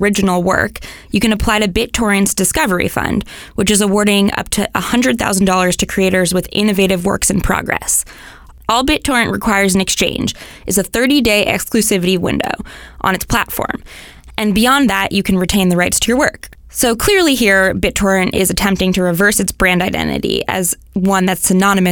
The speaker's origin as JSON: {"language": "English", "town": "San Francisco", "region": "California", "country": "United States", "tie": "born or raised there", "said": "In my hometown of San Francisco"}